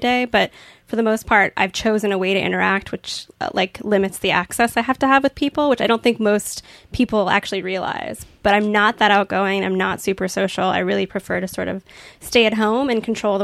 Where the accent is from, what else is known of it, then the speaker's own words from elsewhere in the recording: Virginia Beach, Virginia, United States; I grew up in Virginia Beach